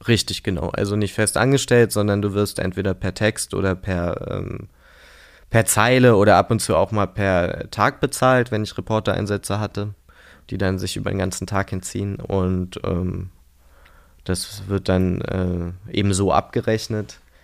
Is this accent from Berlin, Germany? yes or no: yes; Berlin, Germany; in Prenzlauer Berg aufgewachsen. Also habe bis ich 18 Jahre alt war in Prenzlauer Berg gelebt